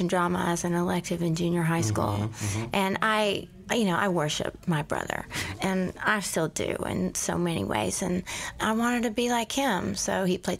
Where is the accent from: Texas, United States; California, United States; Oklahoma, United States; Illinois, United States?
Texas, United States; Houston; I was born in Houston